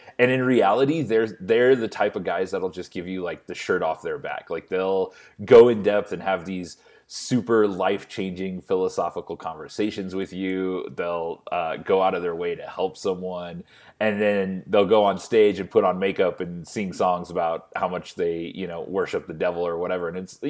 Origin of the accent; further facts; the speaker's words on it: Fort Morgan, Colorado, United States; Yeah, man. I'm a Colorado native. I grew up in Fort Morgan, Colorado. Stayed there all the way through high school.